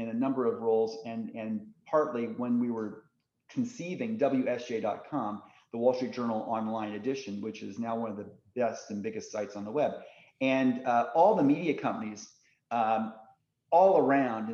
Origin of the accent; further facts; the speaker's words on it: Indiana, United States; I grew up in Indiana